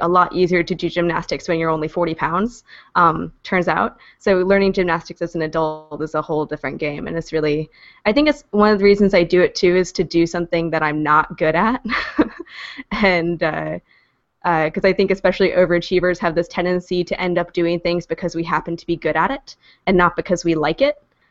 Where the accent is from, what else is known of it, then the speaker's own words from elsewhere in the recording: Kentucky, United States; now in Philadelphia, United States; I'm actually originally from Kentucky